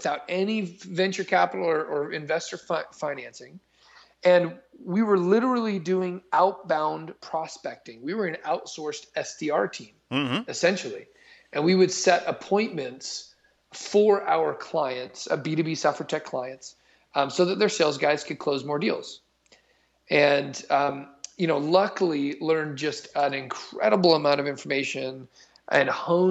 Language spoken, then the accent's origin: English; Bay Area outside of San Francisco, California, United States; moved away as an adult; also born or lived in Utah; I grew up in the Bay Area outside of San Francisco